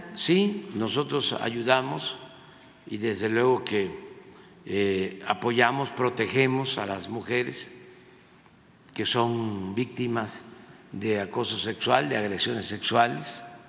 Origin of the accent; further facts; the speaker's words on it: Tabasco, Mexico; also born or lived in Veracruz; yo soy veracruzano, soy tabasqueño, bueno, soy choco jarocho